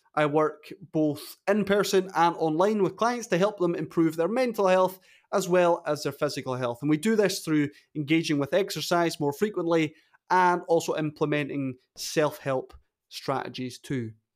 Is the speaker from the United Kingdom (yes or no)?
yes; Wick, Scotland, United Kingdom; As a, a wee bairn growing up in Caithness